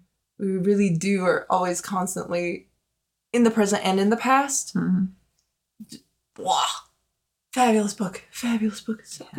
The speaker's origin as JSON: {"language": "English", "region": "Wyoming", "country": "United States", "tie": "born or raised there", "said": "growing up in Wyoming, I've been like beat over the skull with Wyoming history since the fourth grade."}